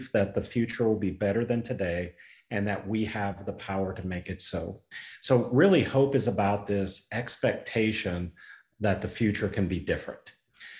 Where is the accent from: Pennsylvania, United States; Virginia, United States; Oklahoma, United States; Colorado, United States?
Oklahoma, United States; I'm from Oklahoma